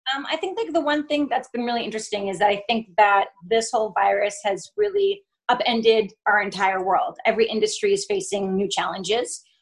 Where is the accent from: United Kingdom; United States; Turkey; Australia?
United States; Vermont; also born or lived in France; now in New York, United States; I grew up in Vermont and I have a Colombian mother